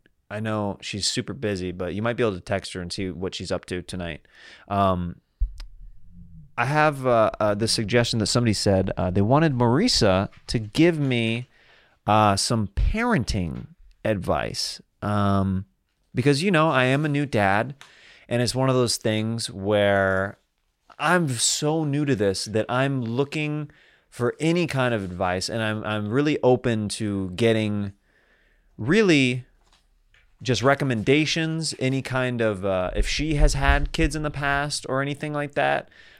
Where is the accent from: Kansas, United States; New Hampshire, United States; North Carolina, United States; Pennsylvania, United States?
Kansas, United States; I say y'all every once in a while just because I'm from Kansas.